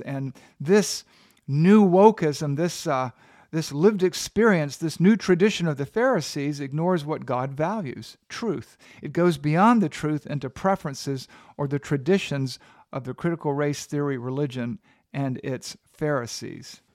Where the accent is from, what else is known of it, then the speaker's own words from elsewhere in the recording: the South, United States; I'm a Southerner